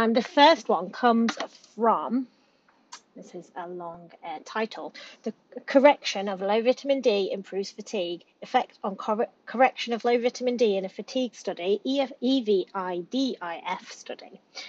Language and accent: English; United Kingdom; we are British